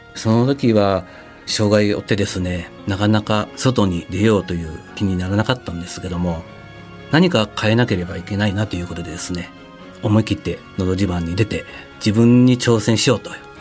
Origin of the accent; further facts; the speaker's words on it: Gifu, Japan; also born or lived in Aichi Prefecture; 地元の岐阜県のスポーツ科学センター